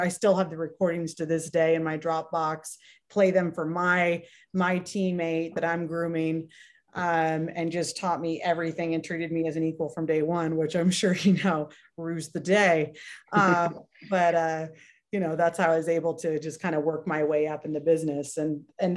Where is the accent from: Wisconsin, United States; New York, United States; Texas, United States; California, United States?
California, United States; Redondo Beach; moved away as an adult; now in Las Vegas, United States; I grew up in Southern Cali, Redondo Beach, born and raised